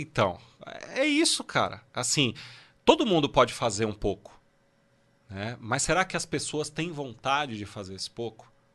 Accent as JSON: {"language": "Portuguese", "town": "Guarulhos", "region": "São Paulo", "country": "Brazil", "tie": "born or raised there", "said": "eu nasci em Guarulhos"}